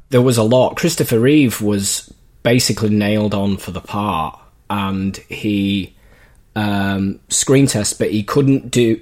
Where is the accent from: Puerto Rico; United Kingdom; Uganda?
United Kingdom; Leeds, Yorkshire and the Humber; moved away; I went over to Leeds, my hometown